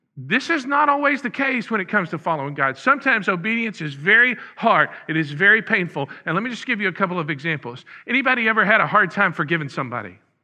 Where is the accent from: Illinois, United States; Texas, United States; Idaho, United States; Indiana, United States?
Texas, United States; Huntsville; moved away; the next town where we were, uh, was Huntsville, my hometown.